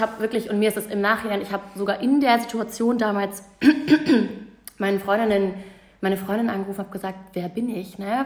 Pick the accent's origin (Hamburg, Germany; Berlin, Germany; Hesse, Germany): Hamburg, Germany; also born or lived in Munich; Und in Hamburg war es halt so, ich war in der Pole Position. Ne? Ich kannte hier alle, mhm. das war meine Heimat